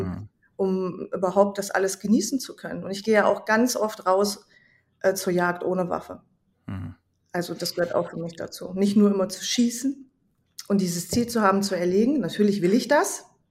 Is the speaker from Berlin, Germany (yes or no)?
no; Hesse, Germany; ich komme aus Hessen. Ich wohne in einer Kleinstadt in der Nähe von Kassel